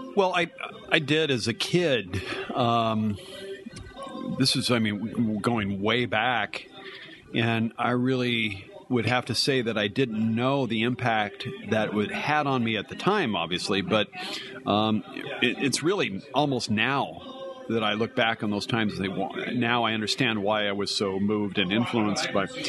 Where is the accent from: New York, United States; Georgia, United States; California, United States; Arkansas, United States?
California, United States; Carlsbad; moved away as an adult; now in Oregon, United States; I had started working for my hometown newspaper in Carlsbad, California